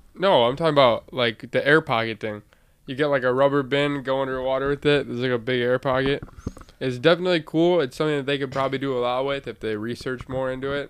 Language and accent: English; Elmhurst, Illinois, United States; we're actually from Elmhurst, Illinois. It's just a small town. I'm a senior in high school right now